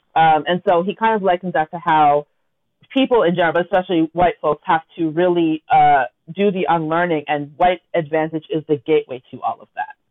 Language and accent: English; Toronto, Ontario, Canada; we grew up in Scarborough together